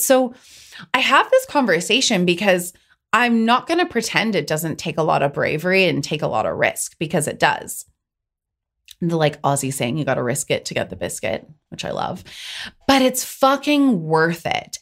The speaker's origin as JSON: {"language": "English", "region": "Pacific Northwest", "country": "United States", "said": "I'm from the Pacific Northwest"}